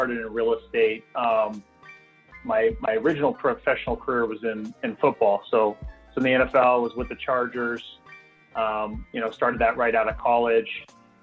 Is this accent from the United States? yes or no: yes; Visalia, California, United States; moved away as an adult; also born or lived in San Francisco; Visalia, my hometown where I'm from, while living in San Francisco.